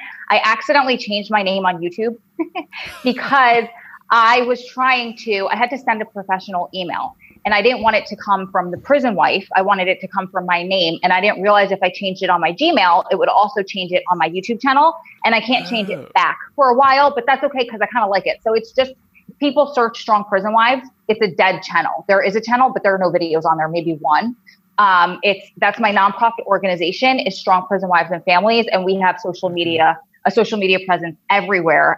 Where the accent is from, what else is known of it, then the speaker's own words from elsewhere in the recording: Long Island, New York, United States; accent: New Jersey drawl; also born or lived in Wilmington, North Carolina; now in New Jersey, United States; Originally I'm from Long Island, which that accent is a million times worse.